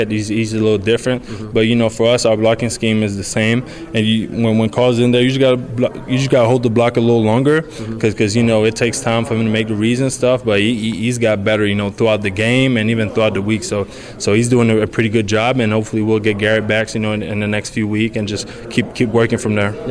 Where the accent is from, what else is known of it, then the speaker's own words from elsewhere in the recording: Quebec, Canada; Well, I, you know, I started with hockey, like anybody in Quebec. You know, you start playin